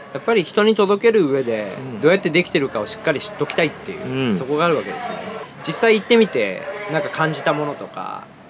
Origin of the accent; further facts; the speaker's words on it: Aomori, Japan; now in Tokyo, Japan; あの青森県出身であの激アツなのが得意じゃないんですけど